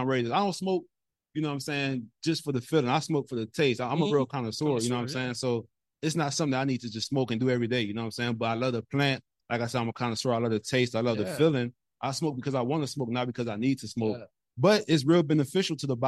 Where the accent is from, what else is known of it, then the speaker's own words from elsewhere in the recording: New Orleans, Louisiana, United States; moved away as an adult; also born or lived in Miami, Florida / Los Angeles, California; now in Texas, United States; growing up in New Orleans, we had everything